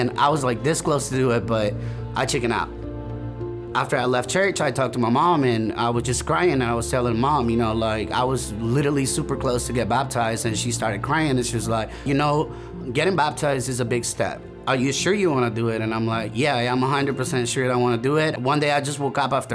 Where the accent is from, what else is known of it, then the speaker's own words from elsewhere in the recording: El Salvador; moved away as an adult; now in United States; I'm originally from El Salvador, Central America. I came to the United States back in 2014.